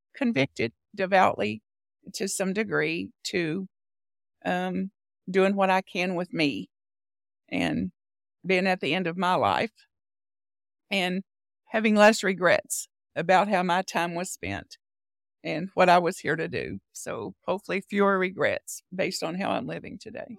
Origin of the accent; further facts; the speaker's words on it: Bug Tussle, Kentucky, United States; I was born in Bug Tussle, Kentucky, a very rural part of Kentucky near the Tennessee border